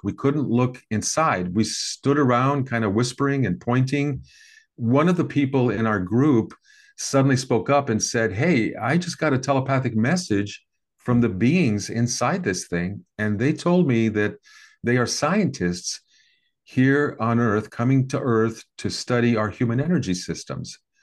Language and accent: English; American Midwest, United States; I grew up in the American Midwest in the sixties and seventies